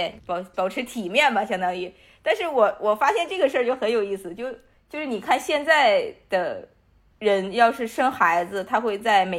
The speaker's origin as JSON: {"language": "Chinese", "region": "Northeast China", "country": "China", "said": "那个时候我作为一个东北人"}